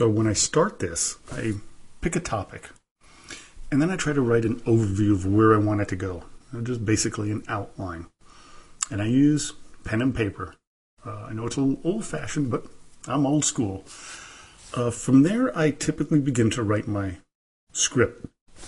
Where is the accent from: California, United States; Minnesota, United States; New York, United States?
New York, United States; New York City; also born or lived in Germany / St. Petersburg, Russia; now in Reno, United States; I'm originally from New York City. By way of Germany and St. Petersburg, Russia, where my Russian side of the family comes from